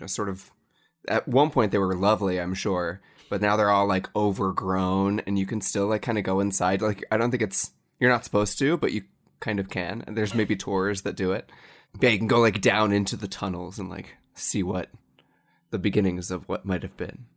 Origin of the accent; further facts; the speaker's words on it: Cincinnati, Ohio, United States; in Cincinnati, my hometown